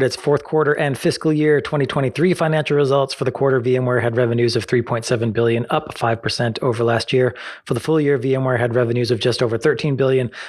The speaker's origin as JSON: {"language": "English", "country": "United States", "said": "I hate to be the ugly American, but if I see it spelled, I'm just going to say it like, like I'm an American."}